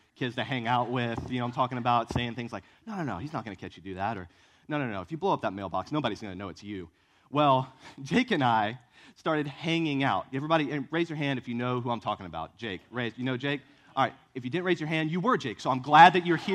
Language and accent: English; Virginia, United States; now in Columbia, United States; I grew up in Virginia